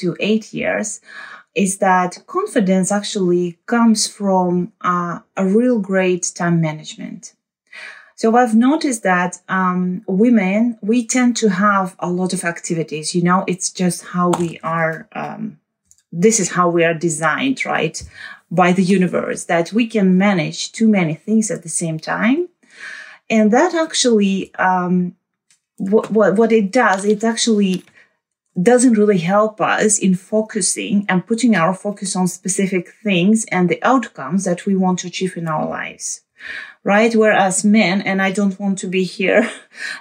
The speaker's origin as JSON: {"language": "English", "country": "Uzbekistan", "moved": "as an adult", "lives_now": "The Hague, Netherlands", "said": "originally I'm from Uzbekistan. I left Uzbekistan when I was 23 years old"}